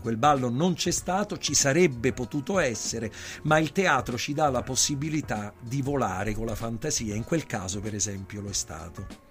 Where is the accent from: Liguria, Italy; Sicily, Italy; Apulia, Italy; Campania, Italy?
Campania, Italy; Naples; da napoletano